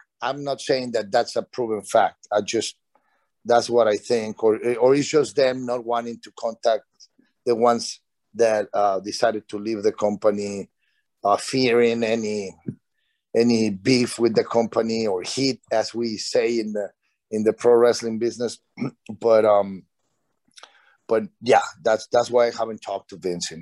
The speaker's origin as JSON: {"language": "English", "country": "Mexico", "tie": "born or raised there", "moved": "yes", "said": "in Mexico, in my hometown"}